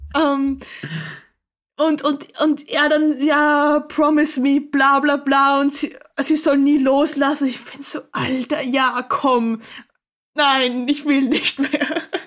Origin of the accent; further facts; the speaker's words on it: Austria; ich komme aus Österreich